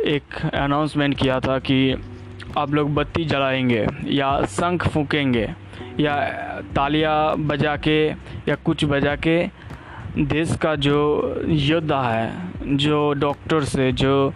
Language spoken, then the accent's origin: Hindi; India; India से belong करता हूँ